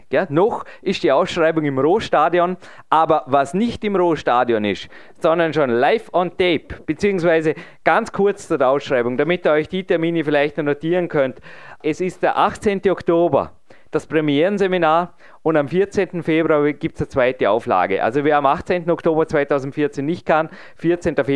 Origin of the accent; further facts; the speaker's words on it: Vorarlberg, Austria; Also ich muss einfach als darf als Vorarlberger sagen, der jetzt diesen Sommer 38 wird